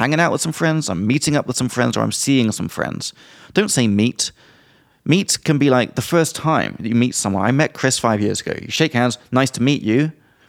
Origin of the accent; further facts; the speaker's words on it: South West England, United Kingdom; Well, I'm from Somerset and I got these long R's.